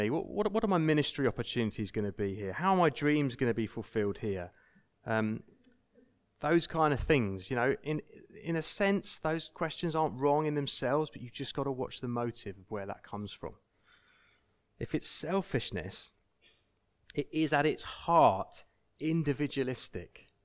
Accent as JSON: {"language": "English", "country": "United Kingdom", "said": "we need to submit to each other out of politeness, out of just, you know, we're British, so we're polite"}